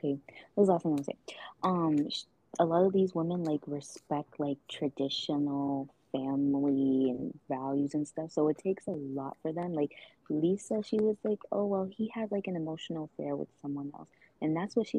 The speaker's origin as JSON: {"language": "English", "town": "Atlanta", "region": "Georgia", "country": "United States", "tie": "born or raised there", "said": "let's go travel up to Atlanta, my hometown."}